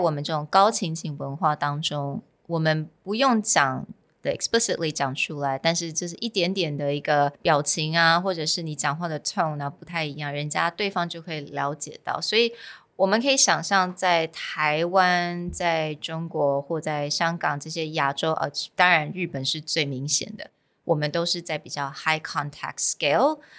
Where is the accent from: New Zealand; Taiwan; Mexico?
Taiwan; also born or lived in United States; So I think because for me, I'm partly raised in the States. I grew up partly in the States, but partly here in Taiwan.